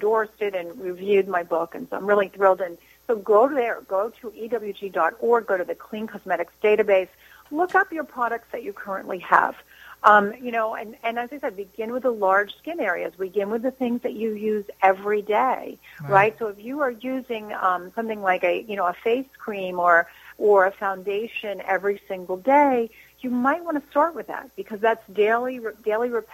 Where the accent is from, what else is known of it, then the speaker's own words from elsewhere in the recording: New Jersey, United States; I'm from New Jersey